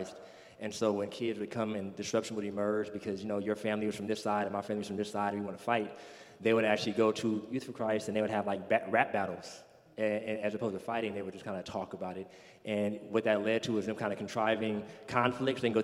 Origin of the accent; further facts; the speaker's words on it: California, United States; moved away as an adult; also born or lived in New Orleans; I come from California